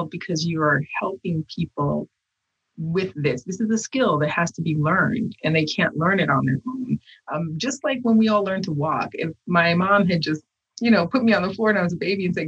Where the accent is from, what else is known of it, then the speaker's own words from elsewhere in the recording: United States; I was made in America with Haitian parts